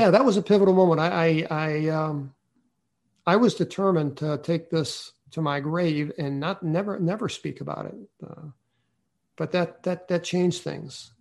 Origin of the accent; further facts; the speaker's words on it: St. Louis, Missouri, United States; I was from St. Louis City